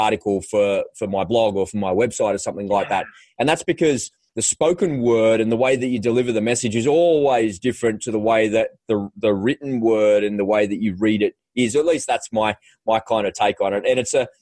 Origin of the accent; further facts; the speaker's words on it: Australia; I grew up with here in Australia